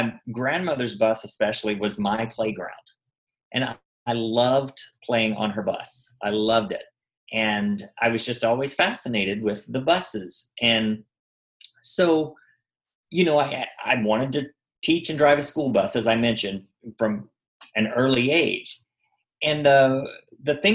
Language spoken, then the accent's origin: English; Arkansas, United States; now in Los Angeles, United States; I grew up in Arkansas